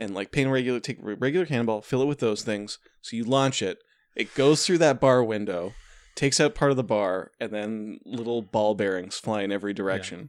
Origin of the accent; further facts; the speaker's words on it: Canada; I'm a Canadian by birth